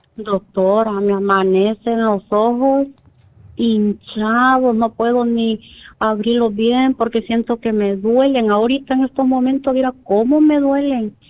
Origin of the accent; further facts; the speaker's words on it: El Salvador; moved away; yo soy de Salvador